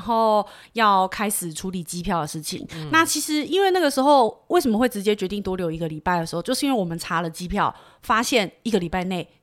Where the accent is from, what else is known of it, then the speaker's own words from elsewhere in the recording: Taiwan; 毕竟身为台湾人还是有一点点台风的经验